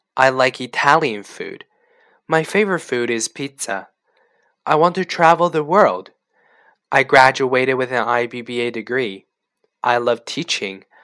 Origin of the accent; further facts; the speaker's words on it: Canada; also born or lived in China; I was born in China but grew up in Canada.